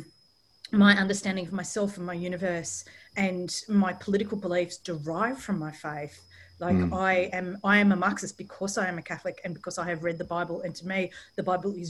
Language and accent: English; Australia; also born or lived in London; I'm from Australia